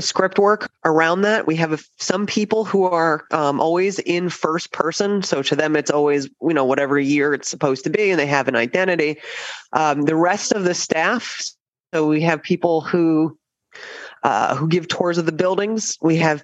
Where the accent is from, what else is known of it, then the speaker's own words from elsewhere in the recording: New Jersey, United States; moved away as an adult; now in Williamsburg, United States; I'm from New Jersey